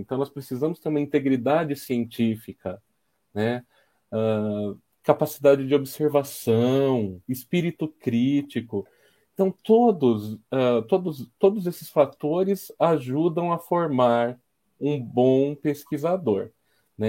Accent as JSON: {"language": "Portuguese", "town": "São Carlos", "region": "São Paulo", "country": "Brazil", "tie": "born or raised there", "said": "Eu sou são carlense, né? Nasci em São Carlos"}